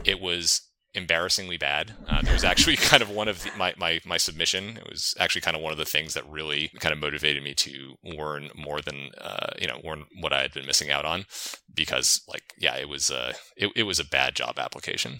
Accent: New England, United States; I grew up in New England

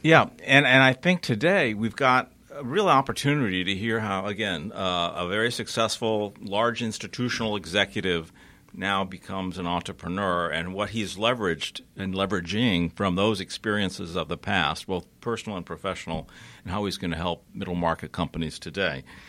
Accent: Connecticut, United States; now in Atlanta, United States; I grew up in Connecticut

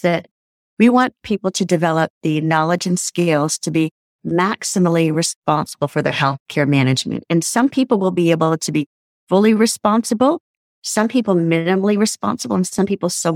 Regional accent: Canada; So I'm Canadian

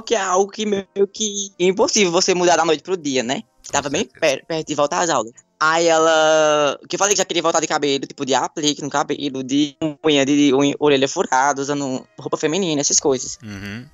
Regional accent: Surubim, Pernambuco, Brazil; Eu nasci e me criei aqui em Surubim mesmo

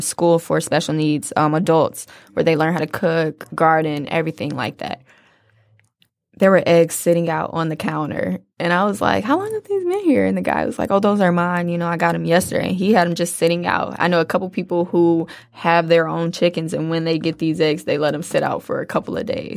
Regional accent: Detroit, Michigan, United States; I'm a girl from Detroit

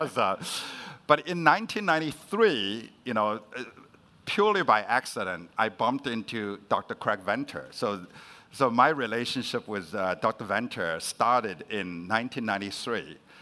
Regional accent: China; moved away; I was growing up in China, and my parents was uh, sent to the countryside to be re-educated. So I actually grew up with my grandmother.

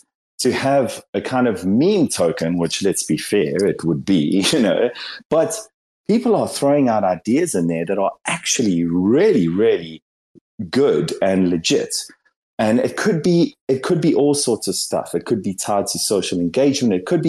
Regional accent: South Africa; I'm from South Africa, and like I think we probably aligned to this.

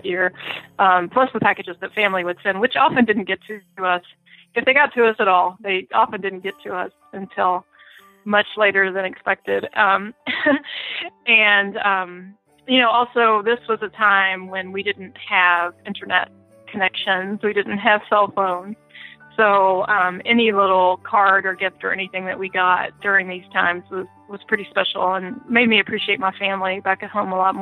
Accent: United States; moved away as an adult; also born or lived in Kentucky / Indiana / Gabon; I grew up in Kentucky and Indiana

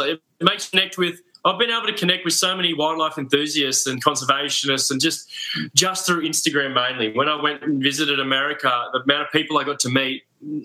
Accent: Royal National Park, New South Wales, Australia; I actually grew up on the national park, the Royal National Park in New South Wales. So the bush was always in my backyard.

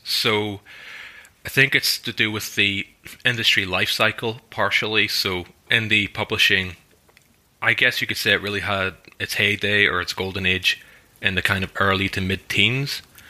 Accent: Ireland; I'm Irish. I'm like one of the most Irish people. You know, I speak the language. I play the music. I live in the country.

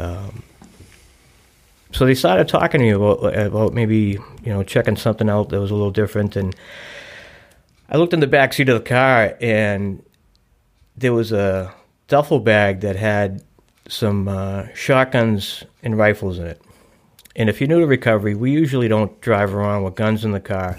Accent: Boston, Massachusetts, United States; now in Newton, United States; I grew up in South Boston, and, you know, everybody knows everybody's business

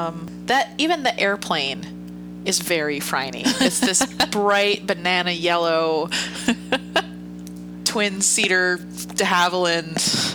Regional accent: United States; being an American viewer

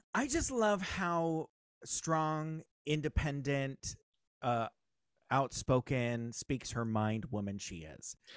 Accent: Southern California, United States; also born or lived in Ogden, Utah; I grew up here in Southern California.

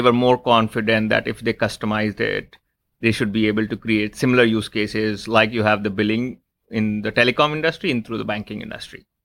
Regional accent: Lucknow, Uttar Pradesh, India; I was born in India, in in one of the smaller cities in India called Lucknow.

